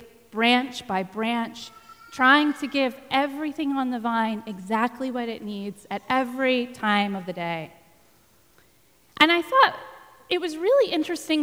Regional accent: Texas, United States; you're going to have to forgive my pronunciation because I am from Texas

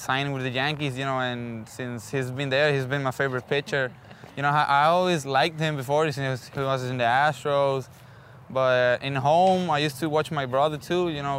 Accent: San Juan, Puerto Rico; I was born in San Juan, Puerto Rico. Basically, I've been living there since I was a little kid, since I was born

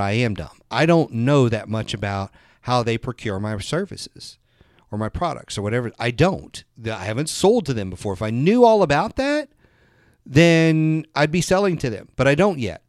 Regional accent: the South, United States; I'm from the South

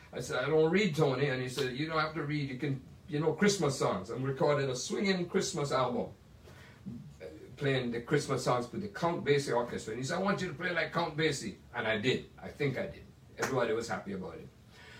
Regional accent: Jamaica; now in United States; There are all these great films that I saw growing up in Jamaica and then in America that inspired me

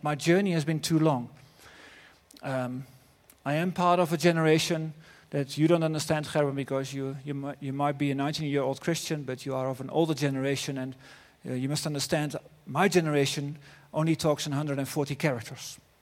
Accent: Netherlands; accent: Dutch; English is a second language; my Dutch accent

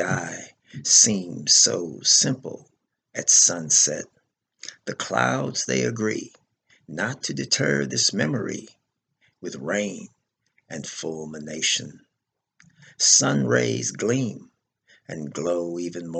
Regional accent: Los Angeles, California, United States; now in Grand Prairie, United States; I'm originally from Los Angeles, California. I currently live in Grand Prairie, Texas

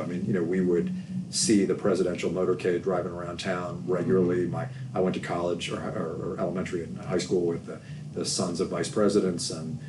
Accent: Washington, District of Columbia, United States; moved away as an adult; I grew up in Washington, D.C. I grew up in the district

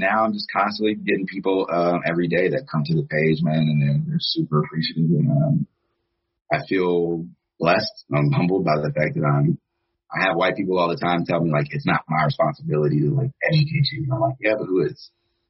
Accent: the South, United States; I'm a Southerner through and through.

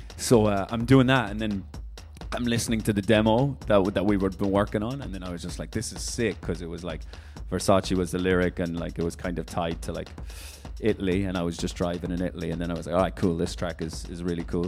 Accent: Ireland; now in London, United Kingdom; I'm from Ireland via London, but I'm in Paris for a little bit working on some new music

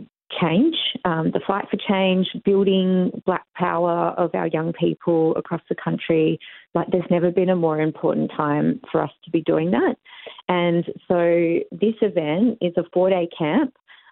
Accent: Margaret River, Western Australia, Australia; I'm a proud Noongar woman. I grew up in Wadandi Noongar Budja in Margaret River in WA.

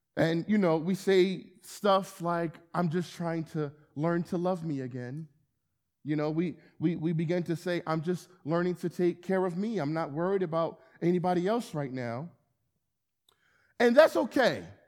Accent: Camden, New Jersey, United States; moved away as an adult; also born or lived in Philadelphia; now in Wilmington, United States; I'm born and raised in Camden, New Jersey

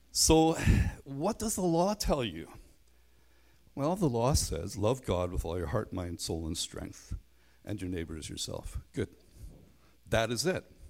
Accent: Belfast, Northern Ireland, United Kingdom; I grew up in Belfast

